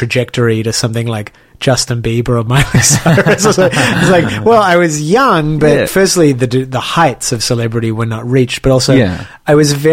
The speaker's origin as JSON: {"language": "English", "town": "Sydney", "region": "New South Wales", "country": "Australia", "tie": "born or raised there", "moved": "yes", "said": "I grew up in Sydney and sort of in a working class, middle class Jewish community"}